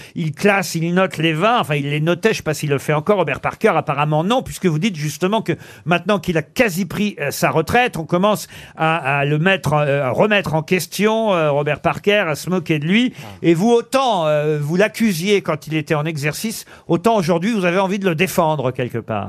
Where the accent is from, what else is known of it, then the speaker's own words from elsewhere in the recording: Normandy, France; en tant que Normand